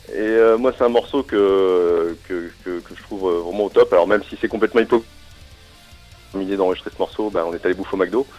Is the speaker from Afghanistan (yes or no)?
no; Strasbourg, Grand Est, France; je suis Strasbourgeois